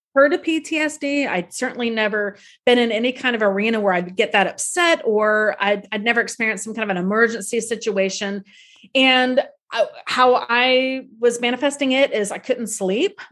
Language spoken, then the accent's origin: English; Tallahassee, Florida, United States; now in New York City, United States; my childhood home in Tallahassee